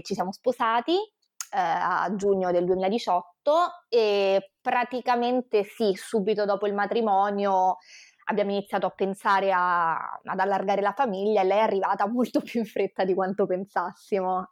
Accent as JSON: {"language": "Italian", "town": "Rome", "region": "Lazio", "country": "Italy", "tie": "born or raised there", "moved": "as an adult", "lives_now": "Venice, Italy", "said": "vivo a Venezia anche se mm, io sono romana di nascita, vivo a Venezia da 5 anni"}